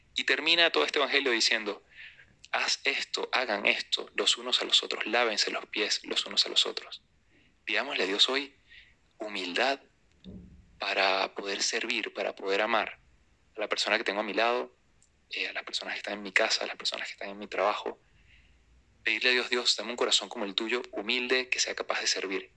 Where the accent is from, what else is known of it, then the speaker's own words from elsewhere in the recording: Venezuela; en mi país, Venezuela